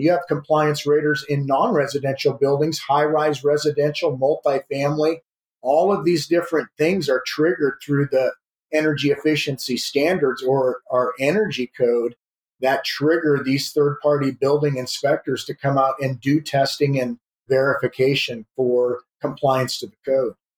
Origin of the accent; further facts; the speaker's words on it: South Dakota, United States; moved away as an adult; now in California, United States; I was born in California, but I grew up in the Midwest in South Dakota